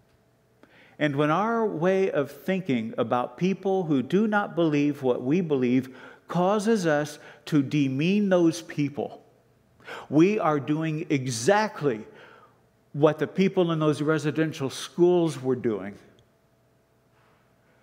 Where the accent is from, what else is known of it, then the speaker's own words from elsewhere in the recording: Canada; Canadians, but as Canadian Christians